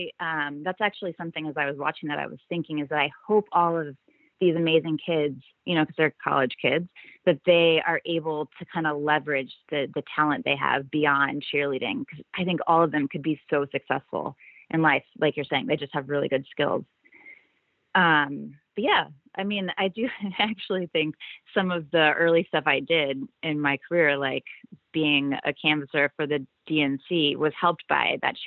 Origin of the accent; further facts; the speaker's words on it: Georgia, United States; Went to school in Florida. I'm originally from Georgia, yes. No accent, but that is true.